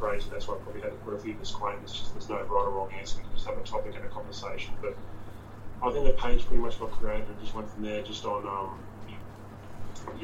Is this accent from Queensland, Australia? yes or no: yes; Brisbane, Queensland, Australia; also born or lived in St. Louis, Missouri, United States / Gold Coast, Australia; we lived and grew up in Zilmere before it became like unit blocks and all